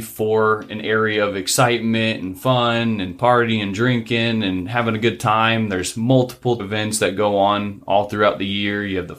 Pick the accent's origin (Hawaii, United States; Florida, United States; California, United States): Florida, United States; Lake Helen; I grew up in Lake Helen, Florida, which is a little small town just outside of DeLand. We don't really necessarily have any stoplights, or we don't have any at all.